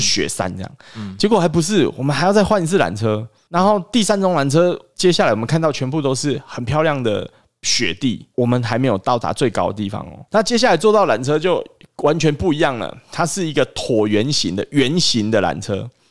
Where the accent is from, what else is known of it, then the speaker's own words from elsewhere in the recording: Taiwan; 我们台湾人